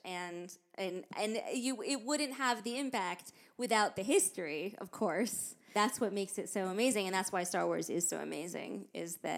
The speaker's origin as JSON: {"language": "English", "country": "United States", "said": "I'm American"}